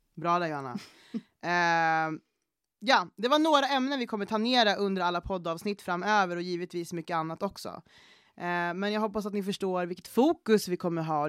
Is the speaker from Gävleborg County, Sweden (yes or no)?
yes; Gävle, Gävleborg County, Sweden; also born or lived in Panama; Jag är uppvuxen i Gävle, Eh, eller jag är född i Panama, men jag är uppvuxen typ i Gävle